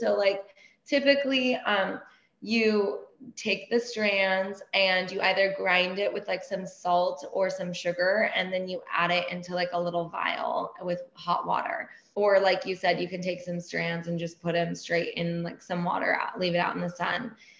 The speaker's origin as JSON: {"language": "English", "country": "Iran", "tie": "born or raised there", "said": "And then saffron ice cream is like a big thing growing up in Iran and whatever, being Persian."}